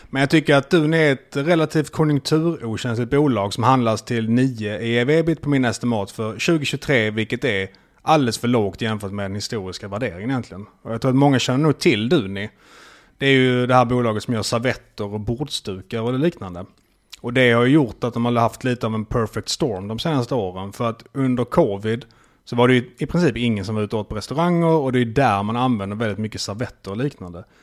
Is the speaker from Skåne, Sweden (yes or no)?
yes; Malmö, Skåne, Sweden; jag är ju från Malmö så det var lätt att märka. jag är ju halvdansk.